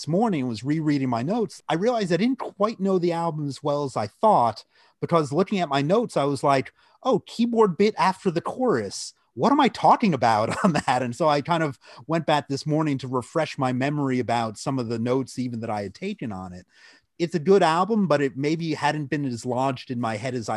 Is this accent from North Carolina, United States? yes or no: no; New Jersey, United States; also born or lived in Boston; growing up in New Jersey